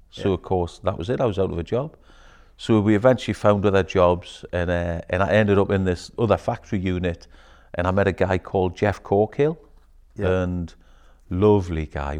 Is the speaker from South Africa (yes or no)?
no; Newcastle upon Tyne, North East England, United Kingdom; I grew up in Bladen, in Newcastle.